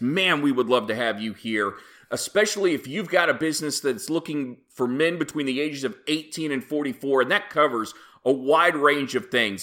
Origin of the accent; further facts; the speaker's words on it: Oklahoma, United States; I am a proud native of the state of Oklahoma